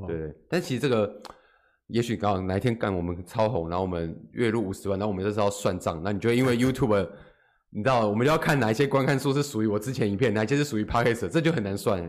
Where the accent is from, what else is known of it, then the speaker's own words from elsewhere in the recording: Taiwan; 我们台湾人